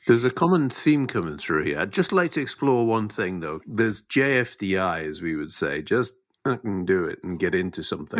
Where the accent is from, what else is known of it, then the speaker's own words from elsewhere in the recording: Scotland, United Kingdom; as a Scotsman